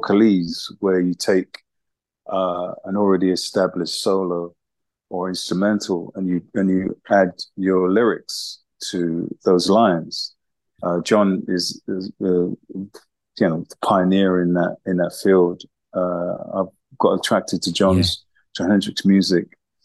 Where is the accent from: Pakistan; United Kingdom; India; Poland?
United Kingdom; London; as a teenager growing up in East London, Hackney, during the 70s